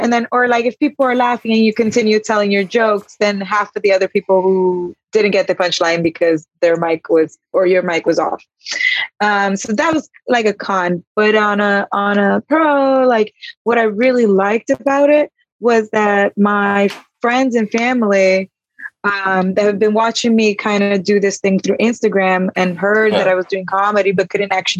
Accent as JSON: {"language": "English", "town": "Miami", "region": "Florida", "country": "United States", "said": "I'm from Miami"}